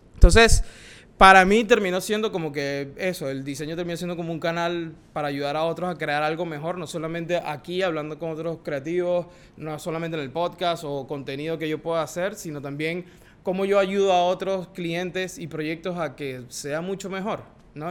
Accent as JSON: {"language": "Spanish", "town": "Maracaibo", "region": "Zulia", "country": "Venezuela", "tie": "born or raised there", "moved": "yes", "lives_now": "New York, United States", "said": "Soy venezolano, como les dije. Tengo el privilegio de haber nacido en Maracaibo."}